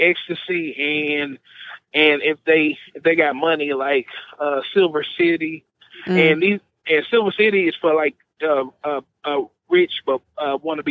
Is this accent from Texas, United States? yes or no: yes; Dallas, Texas, United States; I'm from Dallas